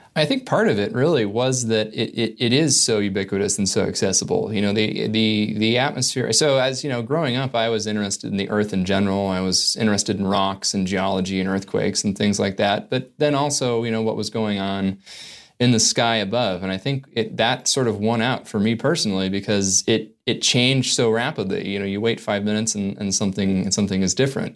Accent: Northern California, United States; growing up in Northern California

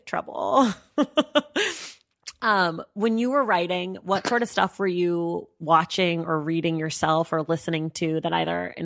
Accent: California, United States; we're from California

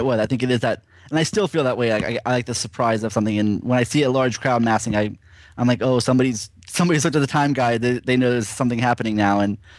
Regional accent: Florida, United States; I grew up in Florida

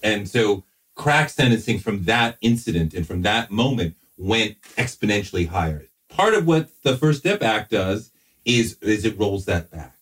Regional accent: Boston, Massachusetts, United States; I grew up in Boston

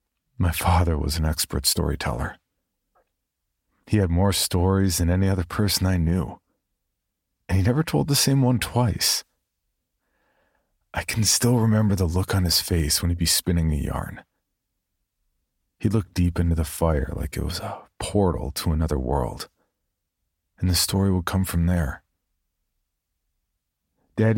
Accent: San Antonio, Texas, United States; I grew up in San Antonio, Texas, and this was as far from home as I could get.

